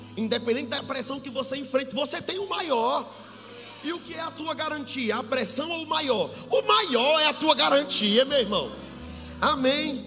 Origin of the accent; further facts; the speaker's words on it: Bahia, Brazil; Eu sou baiano.